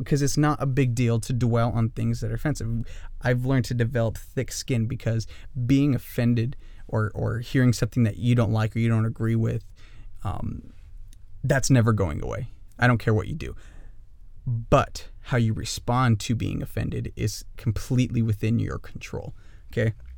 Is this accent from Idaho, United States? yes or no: yes; northern Idaho, United States; also born or lived in Kailua-Kona, Hawaii; I grew up in northern Idaho